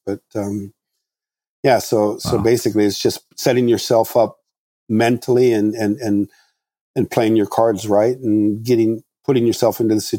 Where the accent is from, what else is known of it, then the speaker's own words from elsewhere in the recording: Morocco; English is a second language; now in United States; I mean, when I grew up in Morocco, the farthest thing from my mind was going to the United States and studying car design.